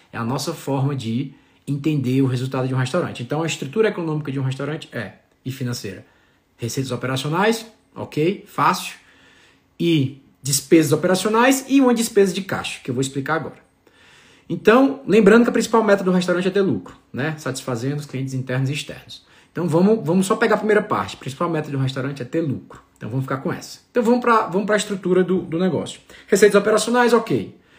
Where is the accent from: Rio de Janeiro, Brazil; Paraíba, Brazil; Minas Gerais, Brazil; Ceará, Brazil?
Ceará, Brazil; now in Campos do Jordão, Brazil; sou cearense com muito orgulho